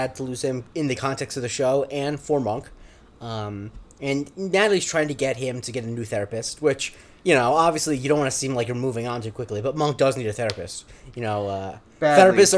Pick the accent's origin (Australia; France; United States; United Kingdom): United States; Florida; growing up in Florida, I know a lot of stuff about, not actually about how boats work, but a lot about boat culture.